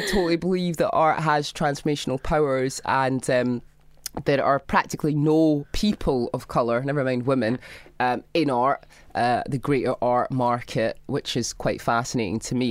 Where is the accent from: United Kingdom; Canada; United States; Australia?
United Kingdom; Scotland; I grew up in Scotland.